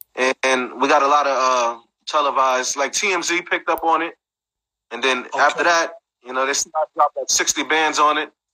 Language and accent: English; Brooklyn, New York, United States; I'm from Brooklyn.